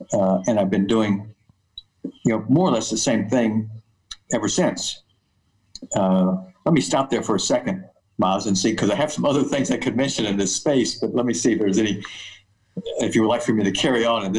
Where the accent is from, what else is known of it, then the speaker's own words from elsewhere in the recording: West Texas, United States; moved away as an adult; also born or lived in Austin, Texas / Massachusetts; So I grew up in West Texas, oddly enough, and I went to the University of Texas in Austin and got a mechanical engineering degree.